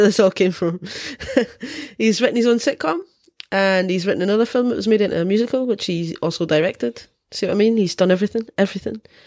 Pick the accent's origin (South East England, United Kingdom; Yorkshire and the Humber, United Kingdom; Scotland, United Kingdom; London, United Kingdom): Scotland, United Kingdom; me being Scottish, drinking is part of our culture